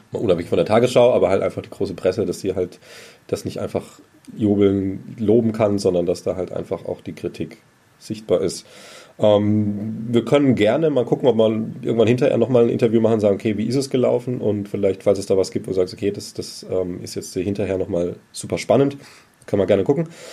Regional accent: Germany; wir das auch als Deutsche schon kennen

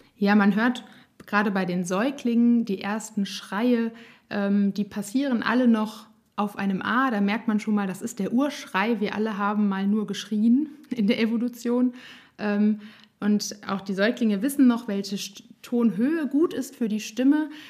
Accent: Nassau, Rhineland-Palatinate, Germany; ich komme aus Nassau, bin 32 Jahre alt

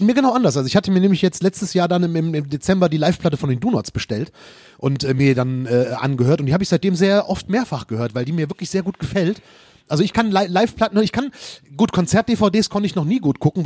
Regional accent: Mettmann district, North Rhine-Westphalia, Germany; wir haben im Kreis Mettmann ein eigenes Impfzentrum. Ah, okay. Äh, tatsächlich auch in meiner Heimatstadt

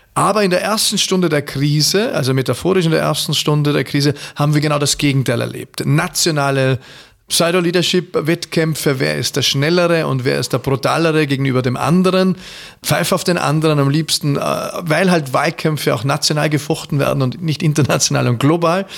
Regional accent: Austria; ich bin verfallen als Österreicher

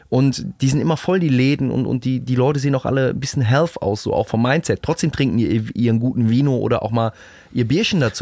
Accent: Rhineland, Germany; bei uns im Rheinland

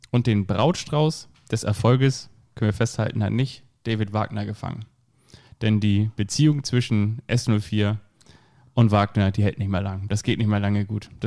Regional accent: Stade, Lower Saxony, Germany; Ich, ich komme auch aus Stade.

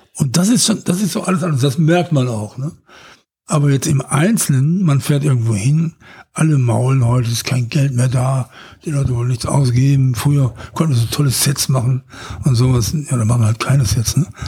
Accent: Ruhr area, North Rhine-Westphalia, Germany; Ich bin aus dem Ruhrgebiet.

